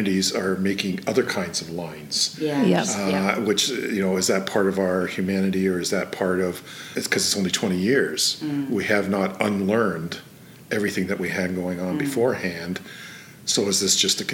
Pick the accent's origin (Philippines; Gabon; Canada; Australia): Canada; Toronto, Ontario; now in Prince George, Canada; I grew up in Toronto